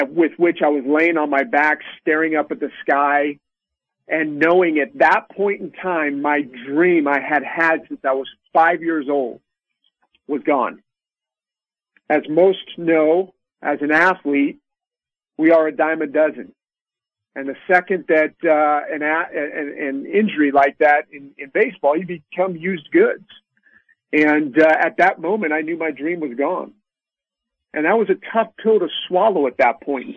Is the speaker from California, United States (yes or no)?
yes; Sacramento, California, United States; I grew up in Sacramento, California, out here on the West Coast